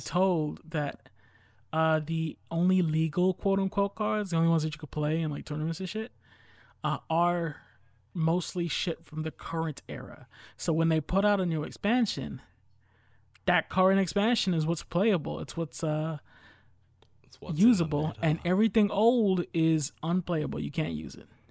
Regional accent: United States; I'm an American.

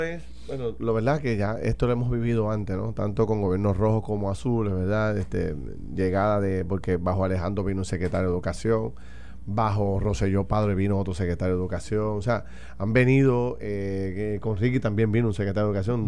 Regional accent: Puerto Rico; nosotros como puertorriqueños

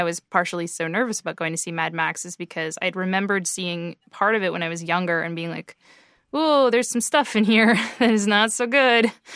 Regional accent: Canada; being Canadian

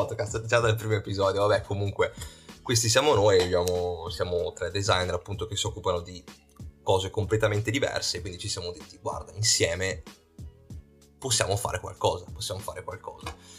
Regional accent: Verona, Veneto, Italy; io e Lucio che siamo di Verona

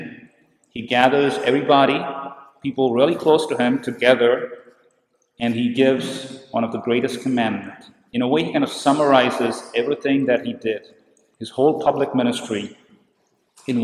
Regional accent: India; I come from India

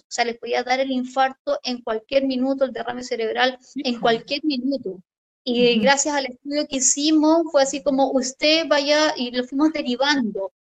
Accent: Chile; yo soy bombero acá en mi país

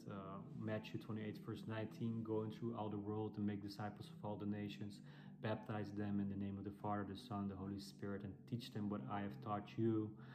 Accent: Netherlands; English is a second language; as you might hear from my accent, I'm, I'm European. I'm from the Netherlands. Uh, but I'm, I'm speaking English

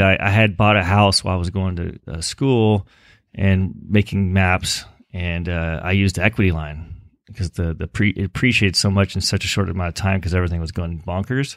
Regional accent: Los Angeles, California, United States; moved away as an adult; now in Chico, United States; raised in, uh, a little suburb in Los Angeles called, uh, Westchester

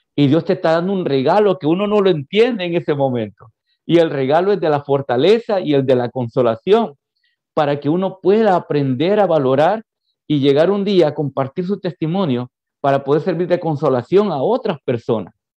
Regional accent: San Vicente, El Salvador; moved away as an adult; now in Houston, United States; yo soy del, del, interior del país, exactamente de San Vicente. Ahí me crié. Ahí me crié, así que me considero 100% vicentino.

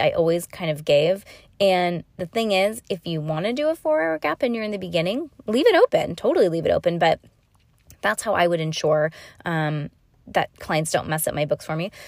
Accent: California, United States; I'm from California, Disney and Tahoe

